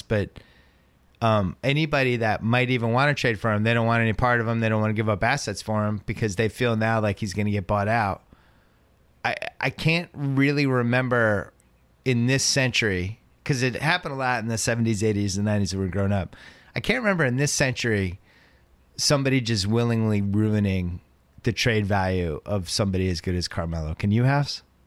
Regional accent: Boston, Massachusetts, United States; I'm from Boston.

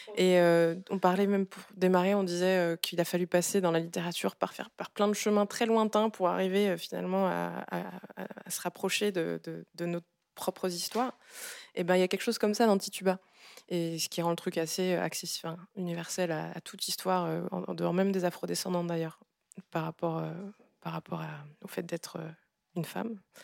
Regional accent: Gabon; now in France; Je viens du Gabon, qui est un pays de forêt vierge

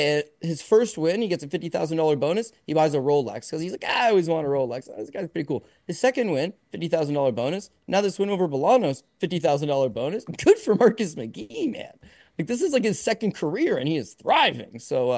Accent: Canada; So, I'm a Canadian fight fan.

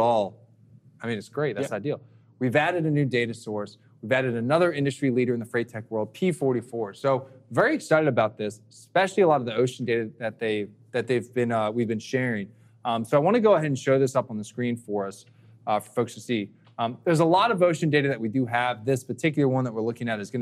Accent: Philadelphia, Pennsylvania, United States; moved away; I'm originally from Philly

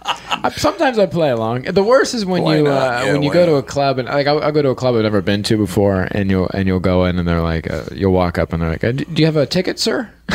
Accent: Marion, Ohio, United States; where I grew up in Marion, Ohio, we are known for the Popcorn Festival.

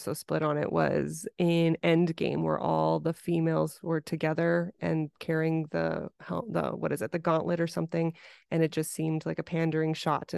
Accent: United States; And I am Asian American

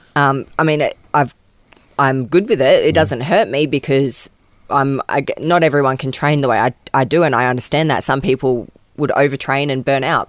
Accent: Adelaide, South Australia, Australia; I grew up um, in and out of different houses in Adelaide

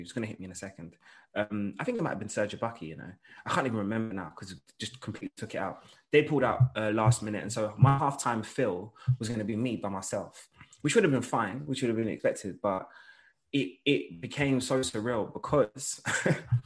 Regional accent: London, United Kingdom; I'm a boy from London

